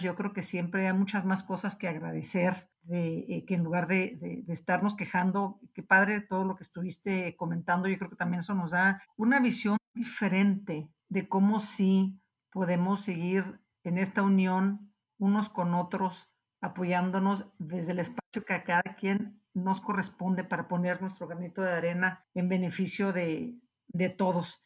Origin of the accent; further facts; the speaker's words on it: Mexico; como mexicanos